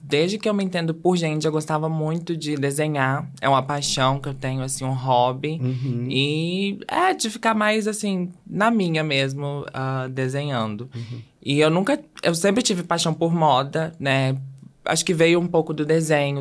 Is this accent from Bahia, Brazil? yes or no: no; Belo Horizonte, Minas Gerais, Brazil; eu sou de Belo Horizonte